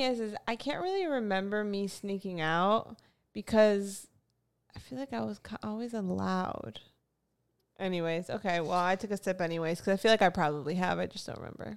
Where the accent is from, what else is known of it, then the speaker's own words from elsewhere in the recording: Florida, United States; I'm from Florida